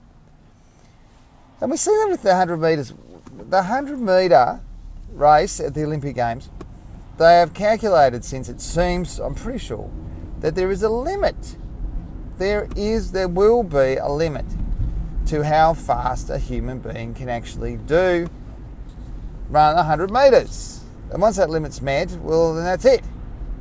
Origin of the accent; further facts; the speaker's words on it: Tasmania, Australia; I grew up in Tasmania, Australia, very small population